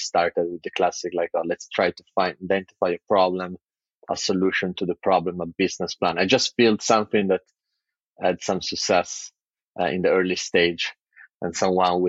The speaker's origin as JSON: {"language": "English", "area": "near Turin", "region": "Piedmont", "country": "Italy", "also_born_or_lived": "London, United Kingdom", "moved": "yes", "said": "I'm originally from Italy, northern Italy, a town right next to Torino"}